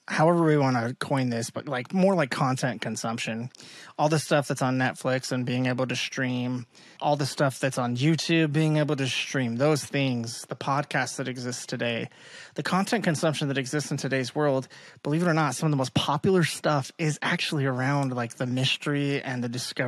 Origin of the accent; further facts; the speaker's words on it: Utah, United States; also born or lived in Georgia; I'm from Utah